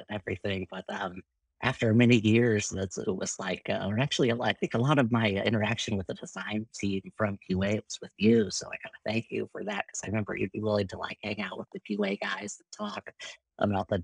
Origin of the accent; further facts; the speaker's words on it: Irvine, California, United States; went to a junior college in Irvine, where I grew up in Southern California